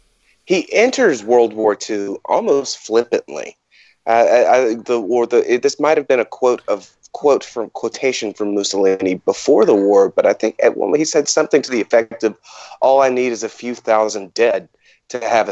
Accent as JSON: {"language": "English", "region": "Louisiana", "country": "United States", "said": "of course I'm from Louisiana."}